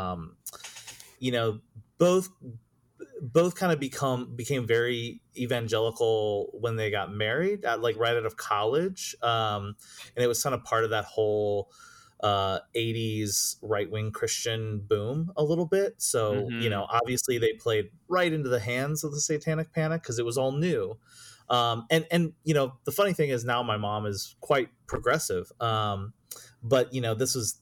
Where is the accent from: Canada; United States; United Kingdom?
United States; Cissna Park, Illinois; born or raised there